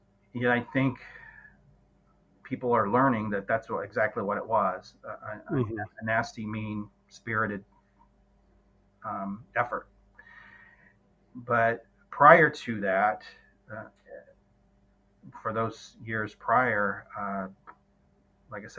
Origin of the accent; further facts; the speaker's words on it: Southern Indiana, United States; now in Indianapolis, United States; I grew up in Southern Indiana